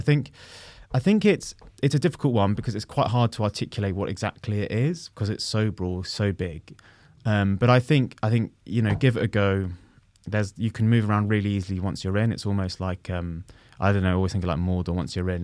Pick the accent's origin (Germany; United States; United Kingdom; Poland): United Kingdom; London; I grew up in West London